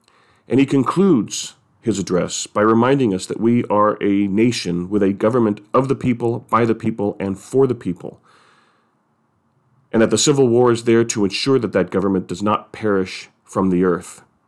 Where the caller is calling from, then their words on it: San Francisco, California, United States; I'm speaking from San Francisco.